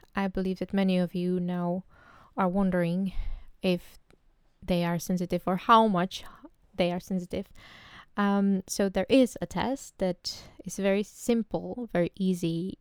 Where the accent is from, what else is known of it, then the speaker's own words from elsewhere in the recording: Czechia; English is a second language; moved away as an adult; now in Amsterdam, Netherlands; I come from the Czech Republic, but recently I moved to the Netherlands. Uh, I live in Amsterdam